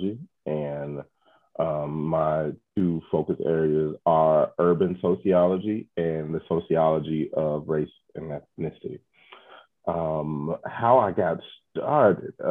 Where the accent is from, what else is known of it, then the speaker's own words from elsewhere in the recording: Chicago, Illinois, United States; I've lived in Chicago my whole life